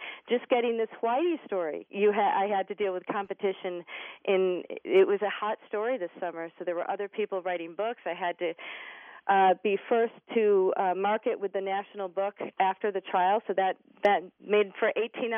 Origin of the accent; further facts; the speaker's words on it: Rome, New York, United States; moved away as an adult; also born or lived in Boston, Massachusetts; Rome, New York was a great place to grow up